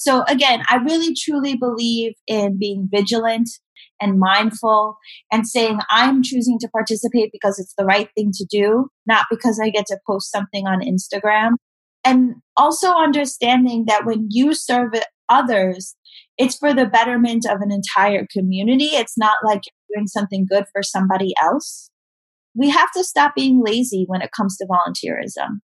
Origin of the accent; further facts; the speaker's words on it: New York City, New York, United States; I grew up in Staten Island um, and the South Shore